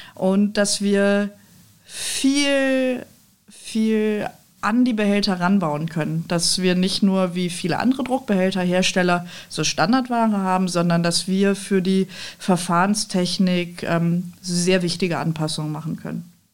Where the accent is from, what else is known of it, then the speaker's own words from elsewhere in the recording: Düsseldorf, North Rhine-Westphalia, Germany; also born or lived in Cologne / Nijmegen, Netherlands; ich bin Düsseldorferin